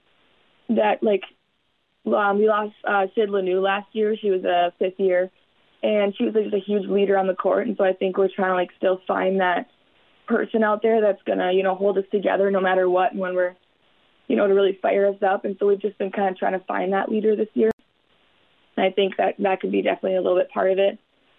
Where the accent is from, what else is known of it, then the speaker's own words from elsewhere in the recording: Deer River, Minnesota, United States; being from Deer River 2 hours away